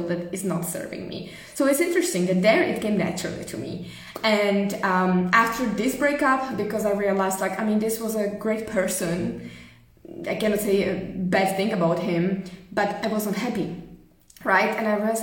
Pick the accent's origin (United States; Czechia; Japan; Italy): Czechia; moved away as an adult; also born or lived in Germany / Prague; decided to move back to Czech Republic at the time.